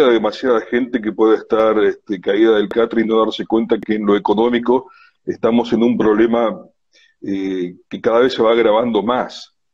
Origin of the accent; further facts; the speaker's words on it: Argentina; nosotros tenemos la ilusión como argentinos de que somos un país rico, etcétera, etcétera.